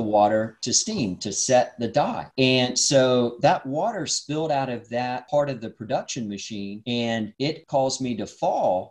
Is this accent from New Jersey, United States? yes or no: no; Dalton, Georgia, United States; I grew up in North Georgia near Dalton, Georgia